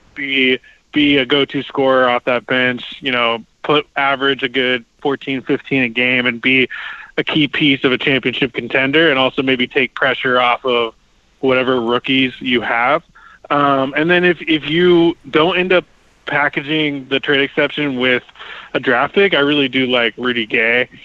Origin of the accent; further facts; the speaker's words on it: Portland, Oregon, United States; I grew up in Portland